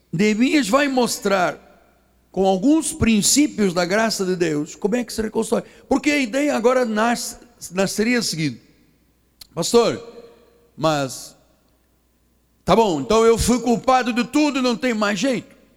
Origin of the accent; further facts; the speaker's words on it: Angola; moved away; also born or lived in Portugal; eu nasci em Angola, eu sou africano